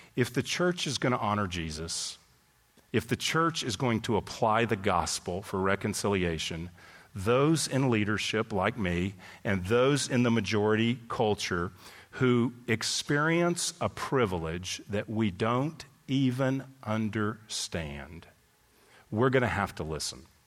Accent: Texas, United States; moved away as an adult; also born or lived in California; I grew up in Texas. Went to California for two decades

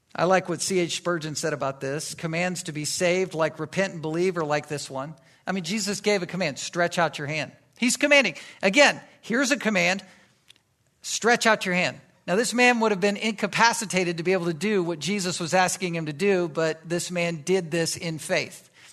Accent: Virginia Beach, Virginia, United States; I grew up in Virginia, and, um, in Virginia Beach

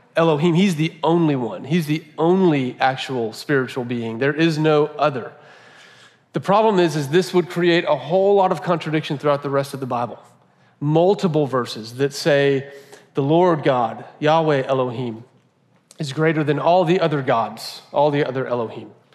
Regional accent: United States

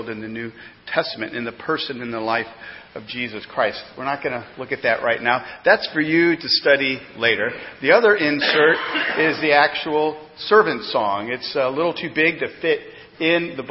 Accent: Missouri, United States; now in East Coast, United States; growing up in Missouri had a lot of advantages

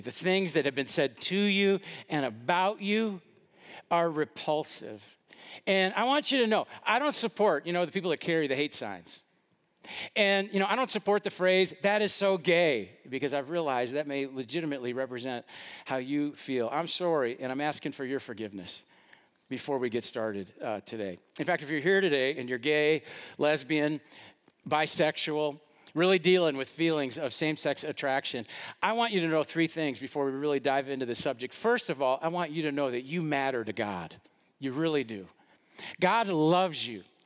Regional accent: West Allis, Wisconsin, United States; I grew up in West Dallas and went to a lot of Brewer games at the old county stadium

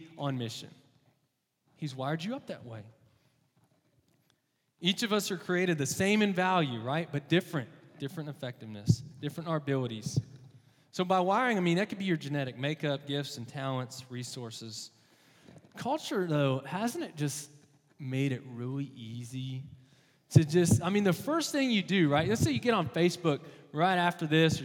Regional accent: Texas, United States; moved away; I'm from Texas originally

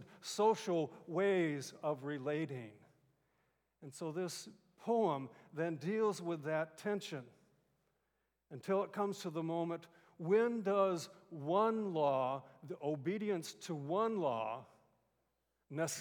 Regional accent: California, United States; moved away; also born or lived in Boston; I grew up in California

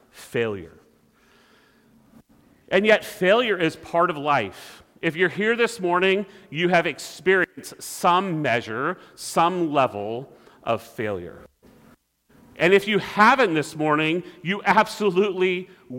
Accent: California, United States; growing up in California

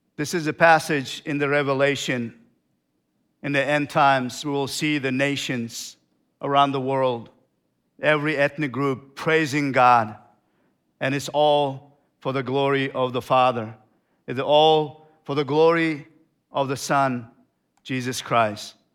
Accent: Turkmenistan; moved away; I came from Turkmenistan.

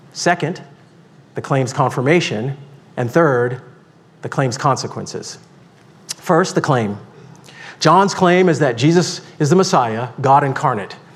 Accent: Deep South, United States; I grew up in the Deep South

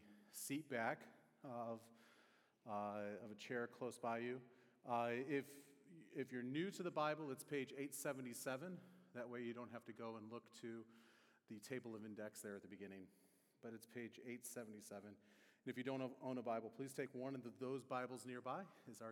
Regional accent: near the Detroit area, Michigan, United States; now in Indiana, United States; I grew up near the Detroit area

